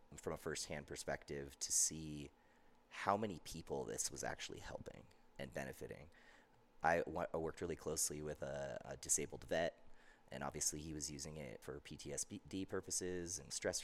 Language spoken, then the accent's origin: English; outside of Seattle, Washington, United States; also born or lived in Southern California; now in Palisade, United States; I grew up raised outside of Seattle area